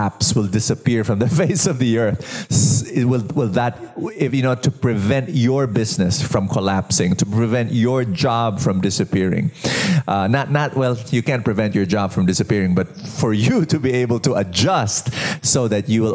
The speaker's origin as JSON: {"language": "English", "country": "Philippines", "said": "I'm a Filipino"}